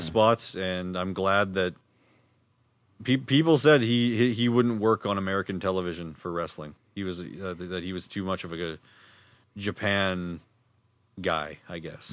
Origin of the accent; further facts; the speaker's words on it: Winnipeg, Manitoba, Canada; we're from Winnipeg